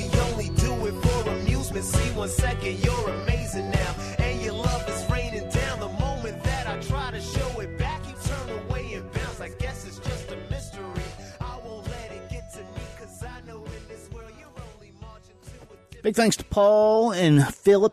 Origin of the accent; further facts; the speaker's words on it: the South, United States; also born or lived in Richmond; now in Washington, D.C., United States; I grew up in the South